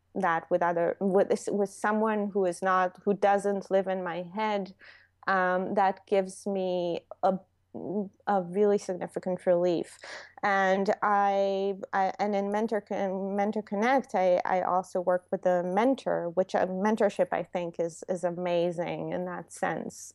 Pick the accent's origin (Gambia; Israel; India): Israel; English is a second language; moved away as an adult; now in New York, United States; I'm from Israel